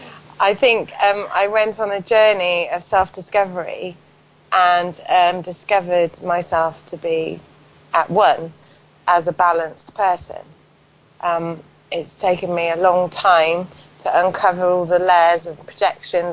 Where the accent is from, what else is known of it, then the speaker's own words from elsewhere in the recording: Paulton, South West England, United Kingdom; grew up in a little village called Poulton, which is about 10 miles from Bath